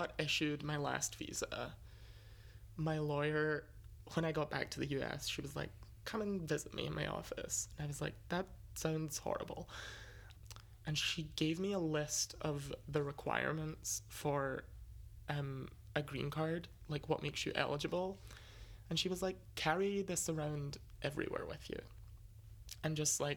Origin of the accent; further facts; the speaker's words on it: Scotland, United Kingdom; moved away as an adult; now in United States; coming out of a prestigious institution back home, being Scottish